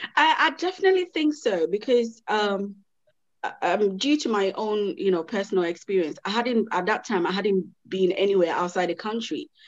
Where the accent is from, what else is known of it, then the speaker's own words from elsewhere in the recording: Ghana; I'm I'm Ghanaian. My mom is you know Ghanaian.